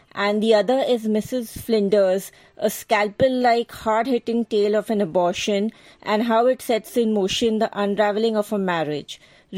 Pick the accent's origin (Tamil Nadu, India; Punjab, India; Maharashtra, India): Maharashtra, India; Mumbai; from Mumbai, India. I am an avid reader.